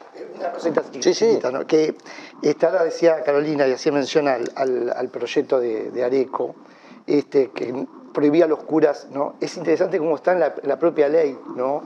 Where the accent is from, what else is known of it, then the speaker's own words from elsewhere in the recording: Uruguay; somos los uruguayos